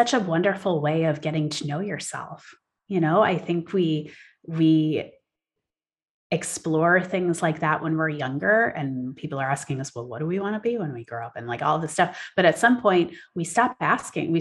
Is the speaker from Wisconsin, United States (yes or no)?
yes; Wisconsin, United States; also born or lived in United Kingdom; now in California, United States; I'm from Wisconsin originally